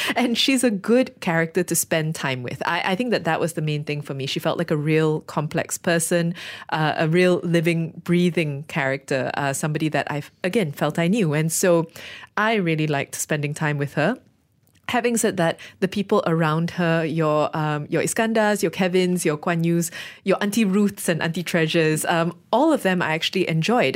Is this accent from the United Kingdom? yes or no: no; Malaysia; we're Malaysian